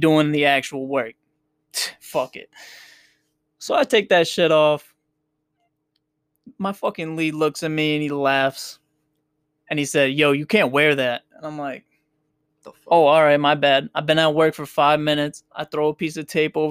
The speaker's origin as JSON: {"language": "English", "town": "Worcester", "region": "Massachusetts", "country": "United States", "said": "I slur my words a lot, bro. We're from Worcester"}